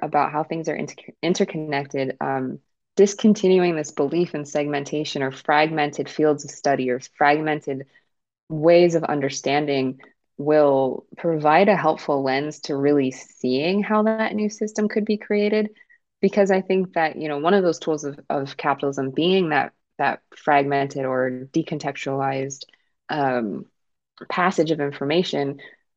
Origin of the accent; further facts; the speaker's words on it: Kenya; I'm from Kenya, so Swahili.